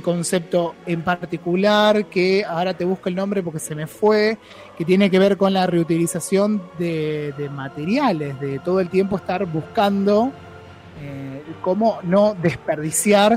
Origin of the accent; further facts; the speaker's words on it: Argentina; nosotros mismos como argentinos